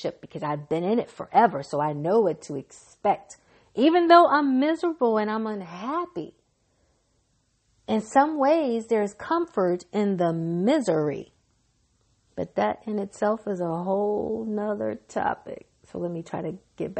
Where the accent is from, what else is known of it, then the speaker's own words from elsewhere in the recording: Mississippi, United States; I'm from Mississippi